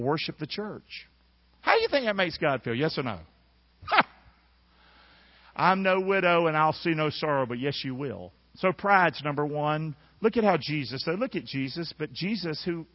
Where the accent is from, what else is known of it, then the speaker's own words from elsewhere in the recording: Rockingham, North Carolina, United States; I'm from Rockingham. I'm the son of a drunk woman.